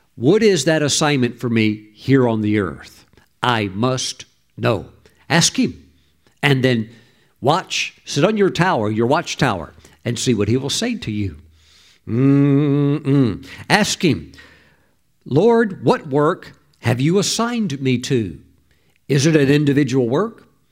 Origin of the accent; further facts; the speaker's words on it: Mississippi, United States; I grew up in the poorest state in the whole country. I was raised in Mississippi.